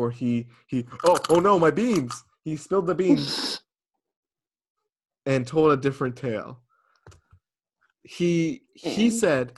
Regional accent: United States; we're all from Massachusetts and Connecticut

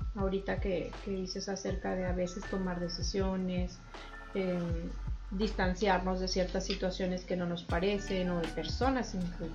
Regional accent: Saltillo, Coahuila, Mexico; moved away; yo soy de Saltillo

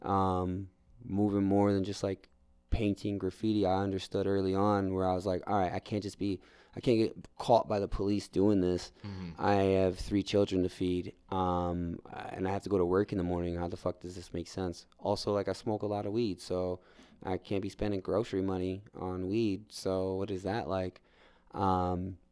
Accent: New York, United States; now in Denver, United States; I'm a New Yorker

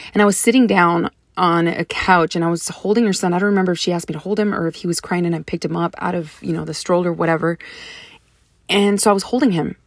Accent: Deep South Texas, United States; moved away as an adult; now in San Antonio, United States; I grew up in Deep South Texas, which is predominantly Hispanic, um, culture.

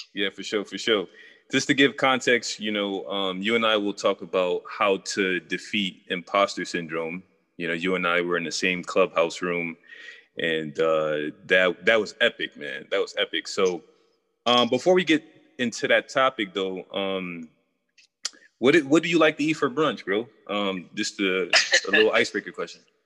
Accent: New York, United States; I'm from New York

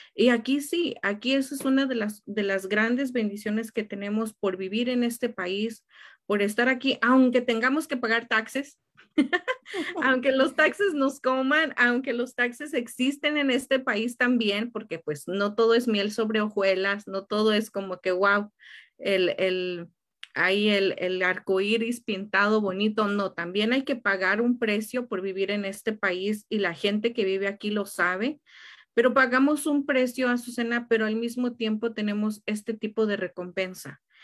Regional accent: Tenancingo, State of Mexico, Mexico; now in United States; fui de vacaciones a México, ahí a, a mi pueblito, Estado de México

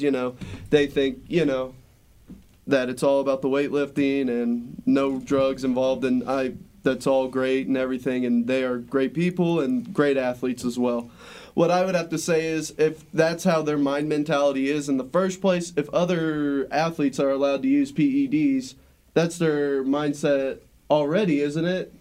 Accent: United States; we, as the American people

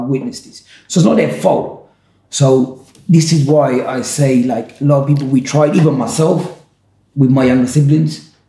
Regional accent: Ipswich, East of England, United Kingdom; I was born here. My mum came in 1980. I was born 82 in Ipswich

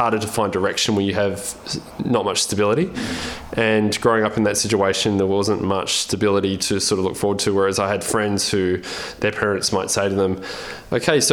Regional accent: Albany, Western Australia, Australia; I grew up in Albany, in, you know, obviously Albany, the southwest of Western Australia

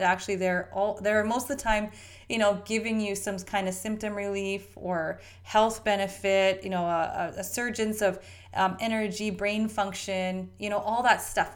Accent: Canada; we Canadians eat this drivel too. I'm a Canadian.

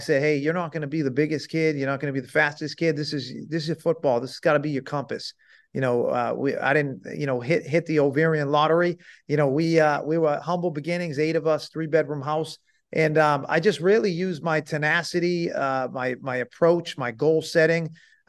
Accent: Salem, Massachusetts, United States; I grew up in Salem, Massachusetts.

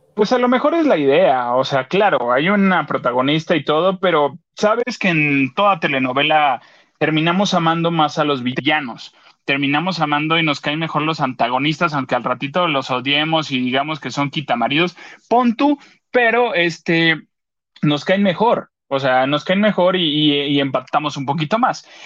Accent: Acapulco, Guerrero, Mexico; en Acapulco, en mi pueblo

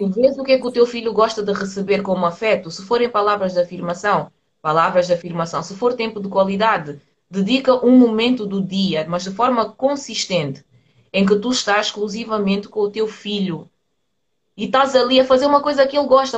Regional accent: Portugal; eu nasci aqui em Portugal

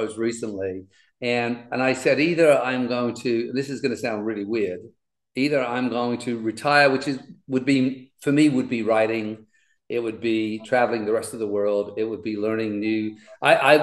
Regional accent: London, United Kingdom; I grew up in the East End of London, which is a really tough part of England

